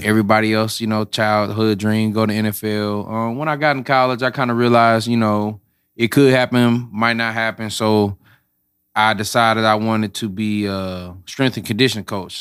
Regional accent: St. Louis, Missouri, United States; I'm from Saint Louis, born and raised, Florissant, grew up

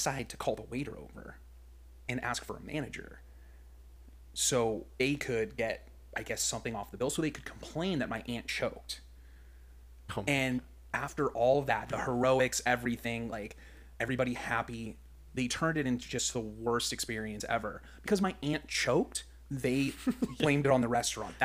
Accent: Palm Desert, California, United States; I grew up in Palm Desert, California

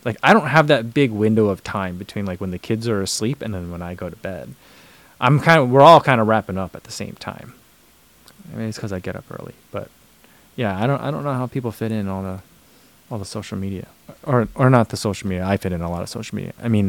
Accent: New Jersey, United States; accent: Midwestern; I think mine is a lot of Midwestern at this point. That's what I hear when I talk. So I hear that. But I don't think I still say things very New Jersey anymore.

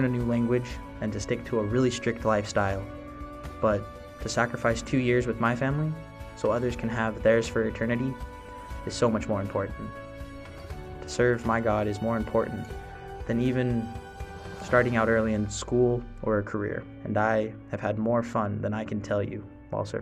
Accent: Utah, United States; moved away as an adult; now in Fort Worth, United States; I'm from Utah

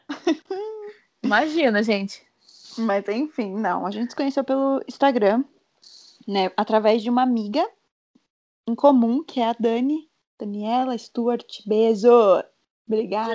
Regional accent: Sorocaba, São Paulo, Brazil; voltei pra, pra minha terra Sorocaba

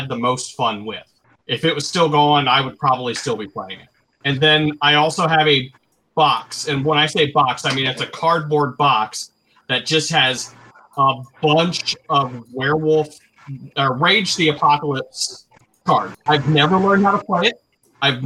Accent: Ohio, United States; I'm from Ohio

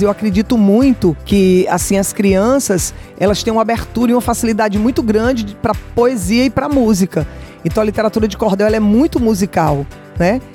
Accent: Brazil; No Brasil a gente tem calor e verão o ano inteiro, a gente não tem neve nunca no Brasil. E na minha terra a gente também não tem inverno

